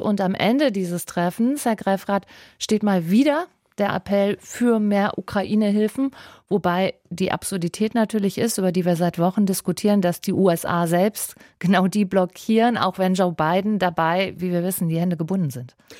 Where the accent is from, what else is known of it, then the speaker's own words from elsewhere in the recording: Rhineland, Germany; moved away; ich komme ja aus dem Rheinland